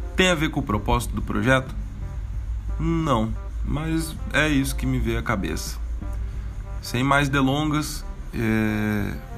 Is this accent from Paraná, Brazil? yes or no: no; Caçapava, São Paulo, Brazil; moved away as an adult; now in São Paulo, Brazil; eu sou do interior, sou de Caçapava. Fei é uma gíria ali da região do Vale do Paraíba que a molecada sempre falou